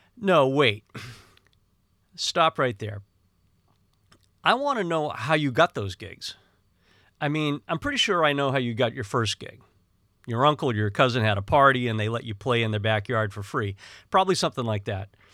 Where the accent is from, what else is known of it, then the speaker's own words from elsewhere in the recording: Northeast, United States; growing up in the Northeast was kind of a combative and harsh environment